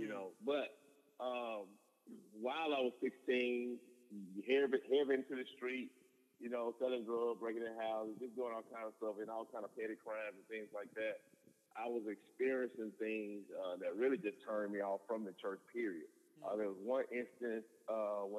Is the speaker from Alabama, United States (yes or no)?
yes; Linden, Alabama, United States; also born or lived in Montgomery, Alabama; I'm from Linden, Alabama. It's a small town about 2 hours west of Montgomery, Alabama